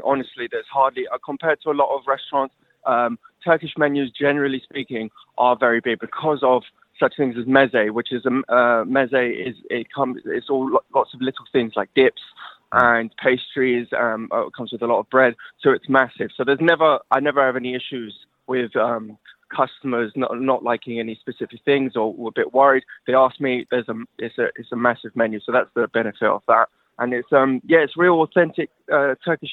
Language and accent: English; London, United Kingdom; now in Durham, United Kingdom; I'm from London. My background is London.